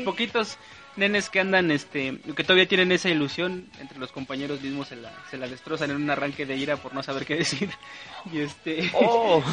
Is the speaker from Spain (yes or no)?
no; State of Mexico, Mexico; now in Tlaxiaco, Mexico; yo no soy de aquí de Tlaxiaco yo vengo, soy oriundo del, Estado de México, y pues, y pues, ajá, chilango a fin de cuentas